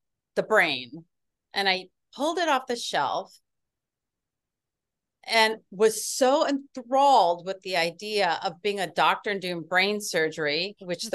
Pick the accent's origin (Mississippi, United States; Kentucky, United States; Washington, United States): Washington, United States; West Coast, near Seattle; moved away as an adult; also born or lived in Baltimore area; I grew up in Mexico on the West Coast